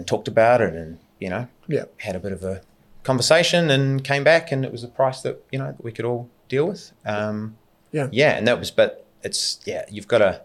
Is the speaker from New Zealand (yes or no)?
yes; New Zealand; moved away; We're all from New Zealand, so obviously there's always a draw there back to home.